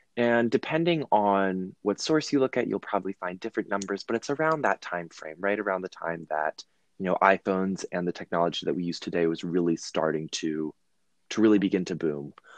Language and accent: English; Virginia, United States; I'm from Virginia